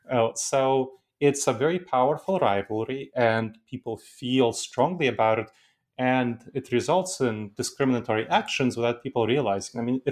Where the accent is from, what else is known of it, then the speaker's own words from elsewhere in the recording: New York City, New York, United States; English is a second language; I grew up in the United States, and I grew up in New York City, which is a cultural melting pot. And I heard people speaking tons and tons of different accents around me. And my parents taught me to be proud of my cultural heritage. So I kept my accent.